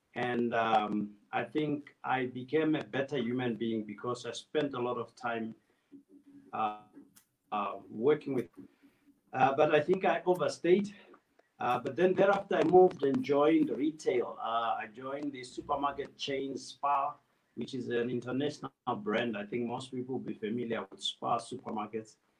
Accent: Plumtree, Matabeleland South, Zimbabwe; also born or lived in Gweru, Zimbabwe; I was born close to the Botswana border, Plumtree.

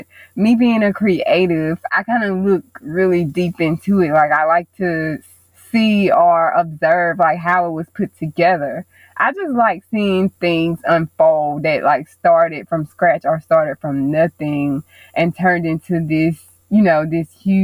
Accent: Mobile, Alabama, United States; I was born and raised in Mobile, Alabama.

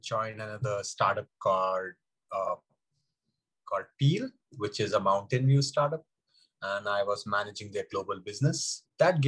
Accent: India; I grew up in India, in small towns of India where there is no swimming culture

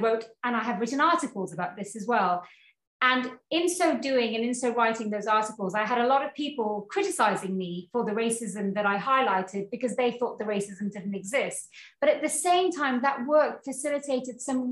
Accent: Cwmbran, Wales, United Kingdom; moved away as an adult; also born or lived in Carmarthen; now in New Zealand; I was born and raised in Wales, in South Wales

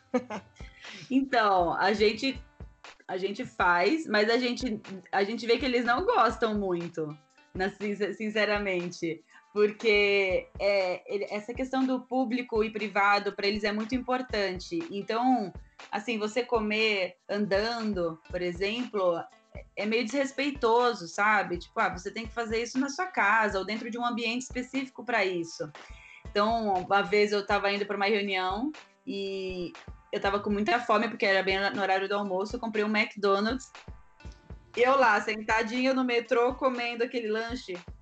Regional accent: Brazil; moved away; eu sou brasileira

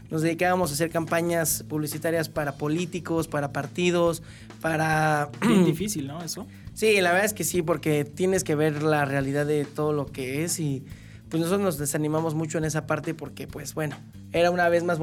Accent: Querétaro, Mexico; originario de Hércules, aquí en Querétaro, Querétaro.

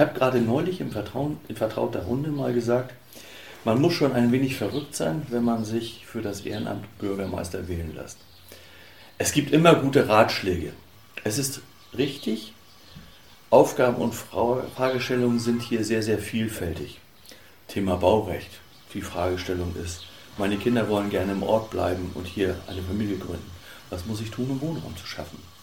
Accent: Hamburg-Jenfeld / Kuddewörde area, Schleswig-Holstein, Germany; also born or lived in Müssen; Ich bin bodenständig und stamme hier aus der Region

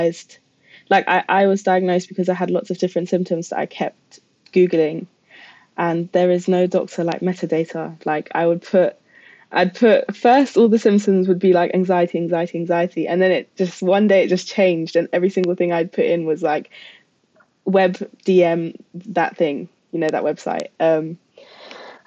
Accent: London, United Kingdom; also born or lived in Germany; I'm from South East London.

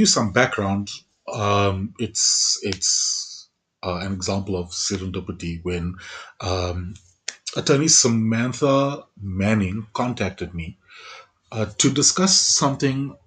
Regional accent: Johannesburg, Gauteng, South Africa; I'm a Joburg boy. I've always been from Joburg West.

